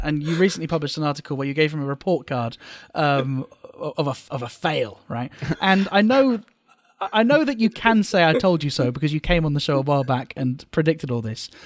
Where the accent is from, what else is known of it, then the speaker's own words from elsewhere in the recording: United Kingdom; now in Japan; as a Brit